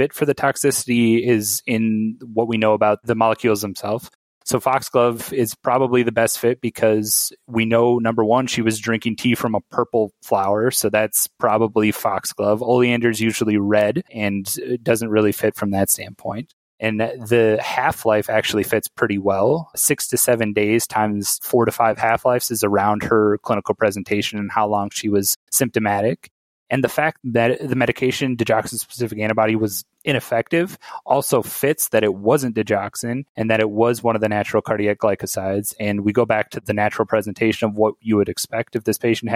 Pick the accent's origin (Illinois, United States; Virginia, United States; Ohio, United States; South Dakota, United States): South Dakota, United States; moved away as an adult; now in Chicago, United States; I'm from South Dakota, so didn't really have great ties to Chicago